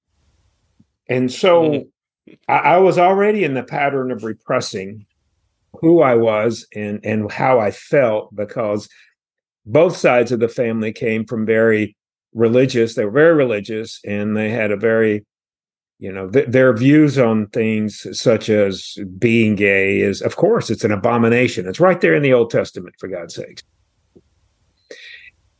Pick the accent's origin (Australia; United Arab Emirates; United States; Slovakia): United States; rural North Carolina; I was born in North Carolina. I was born in rural North Carolina